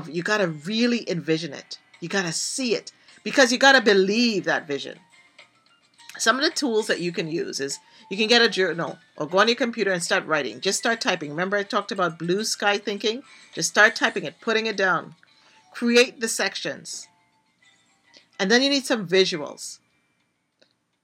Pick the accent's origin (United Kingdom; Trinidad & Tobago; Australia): Trinidad & Tobago; Yes, I'm from Trinidad and Tobago